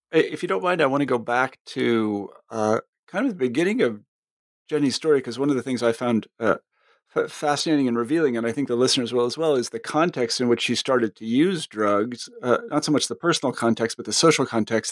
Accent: Kansas, United States; moved away as an adult; I came from Kansas

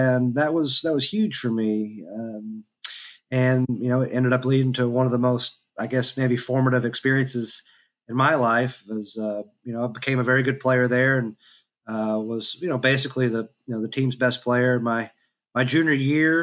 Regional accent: Georgetown, Kentucky, United States; also born or lived in Frankfort, Kentucky; I was raised in Georgetown, Kentucky, and or in parts of Scott County that are unincorporated

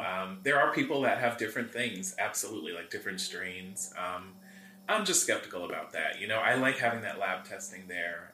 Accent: Greenwood Lake, New York, United States; also born or lived in Bronx, New York; I was born in the Bronx, but I moved to Greenwood Lake. I was four.

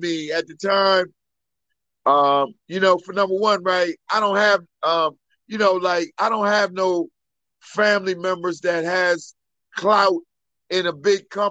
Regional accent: Wilmington, Delaware, United States; born and raised in Wilmington, Delaware, the first state.

